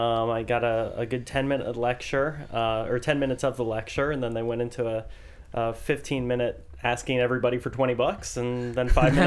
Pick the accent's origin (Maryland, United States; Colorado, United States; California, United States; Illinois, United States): Maryland, United States; Bethesda; also born or lived in Washington, D.C. / Boston; I was born in Washington, D.C. My father was from England, so I'm the son of an immigrant. My mother's side of the family has been here in the Americas since before the Revolutionary War. Grew up in the Bethesda area.